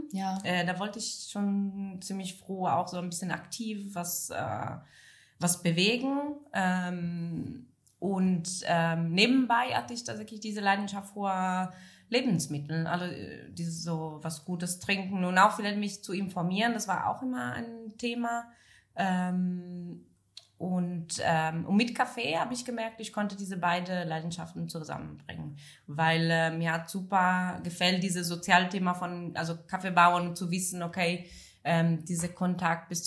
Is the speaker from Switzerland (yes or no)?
no; Friuli-Venezia Giulia, Italy; German is a second language; now in Germany; Äh, Norditalien, aus äh, Friaul.